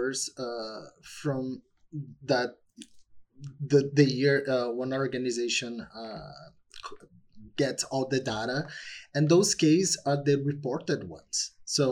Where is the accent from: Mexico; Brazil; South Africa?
Brazil; English is a second language; moved away; growing up in Brazil